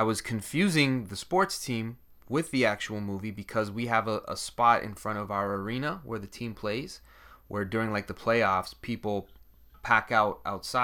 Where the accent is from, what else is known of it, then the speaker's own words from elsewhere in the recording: Toronto, Ontario, Canada; I'm from Toronto